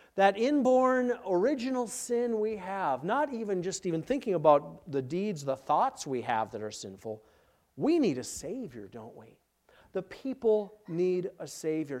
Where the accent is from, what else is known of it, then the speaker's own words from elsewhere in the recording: Minneapolis, Minnesota, United States; moved away; I'm from Minneapolis